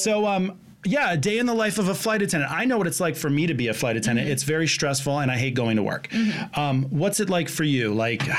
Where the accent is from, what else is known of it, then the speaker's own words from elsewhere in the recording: Connecticut, United States; moved away; also born or lived in Florida; I'm from Connecticut, where it's a little not as bad.